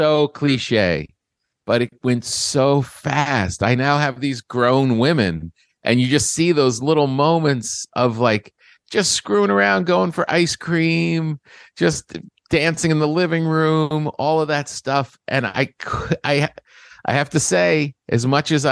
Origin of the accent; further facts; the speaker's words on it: New Jersey, United States; I grew up in New Jersey